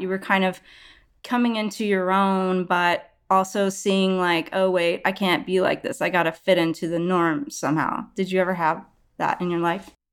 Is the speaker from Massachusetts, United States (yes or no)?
no; outside Houston and Dallas, Texas, United States; I was also born and raised in Texas outside Houston and Dallas